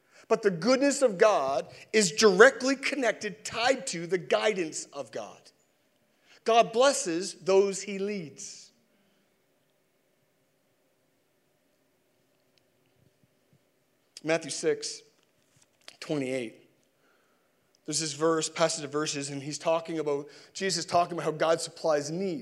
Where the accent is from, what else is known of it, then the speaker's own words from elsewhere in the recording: Sackville, Canada; And I'm from Sackville